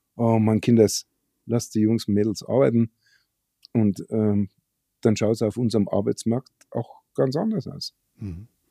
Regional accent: Germany; bei uns in Deutschland

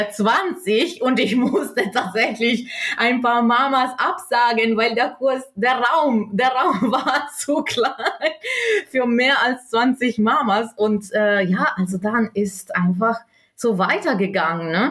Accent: South Tyrol, Trentino-Alto Adige, Italy; moved away as an adult; now in Germany; Ich bin gebürtige Italienerin aus Südtirol ähm, wohne in Deutschland seit ungefähr zehn Jahren

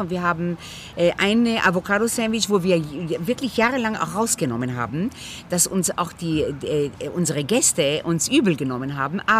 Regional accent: Israel; Ich bin in Israel geboren, ich, meine Nachbarn waren Palästinenser. Wir haben Arabisch gehört, wir haben Hebräisch gehört, wir haben Russisch, Französisch, Jemenitisch gehört

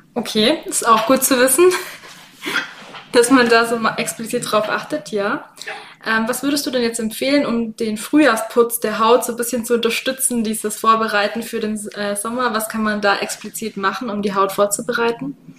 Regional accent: Swabia, Baden-Württemberg, Germany; accent: Swabian; ich mein Schwäbisch mit mir rumtrage

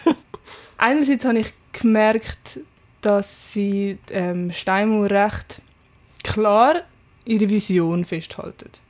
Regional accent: Zürich Oberland, Zurich, Switzerland; Ich bin vom Oberland

